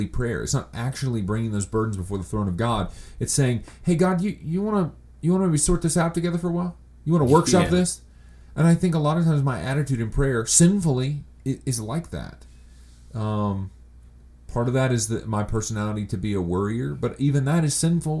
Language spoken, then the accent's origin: English; United States; us as American pastors